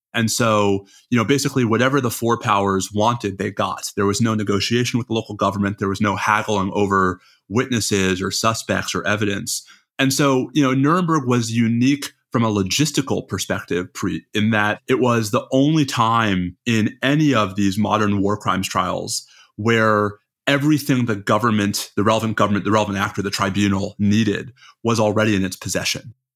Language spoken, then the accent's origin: English; New York, United States; I'm a New Yorker